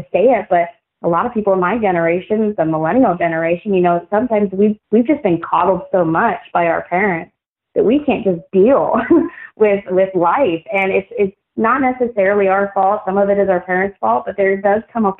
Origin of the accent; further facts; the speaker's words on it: United States; being an American